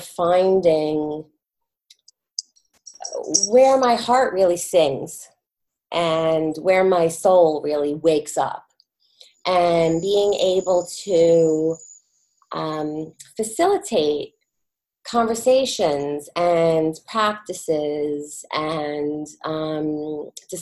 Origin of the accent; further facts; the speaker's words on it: New York, United States; I am a New Yorker. I've born and raised living in New York with two sons